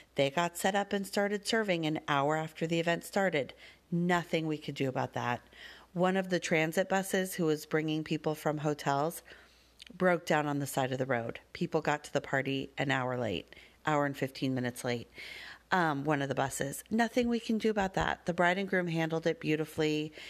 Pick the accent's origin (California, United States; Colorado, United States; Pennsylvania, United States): Colorado, United States; Denver; I grew up with them in Denver